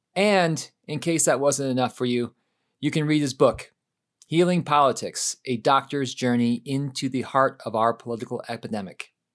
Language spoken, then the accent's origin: English; Michigan, United States; I'm from Michigan